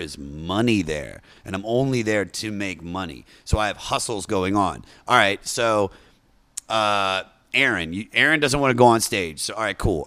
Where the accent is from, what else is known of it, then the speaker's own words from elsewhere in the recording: Washington, D.C. area in Maryland, United States; also born or lived in Baltimore, Maryland; I grew up in the Washington, D C area in Maryland, and then I moved to Baltimore, like, halfway through my life